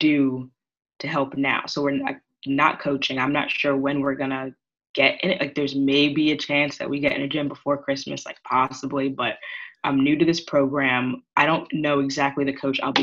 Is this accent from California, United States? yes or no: no; Long Island, New York, United States; I'm from New York, so I was on Long Island when this happened